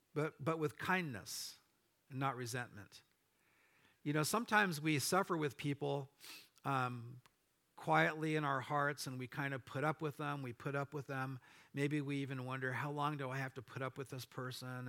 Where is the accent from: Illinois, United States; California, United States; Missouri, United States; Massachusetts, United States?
California, United States; Orange County; moved away; my wife and I grew up in Orange County